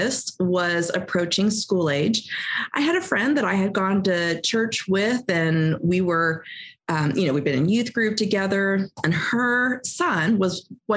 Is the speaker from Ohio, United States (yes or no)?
yes; Ohio, United States; now in Indiana, United States; we are both from Ohio, even though we've now lived in Indiana, since 1998. But we are Ohio people born and bred